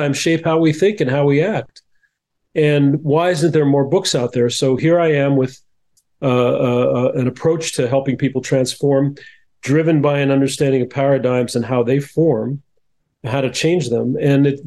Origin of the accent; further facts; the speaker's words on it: New Jersey, United States; now in California, United States; I grew up in New Jersey, which has similar weather, but not as hot.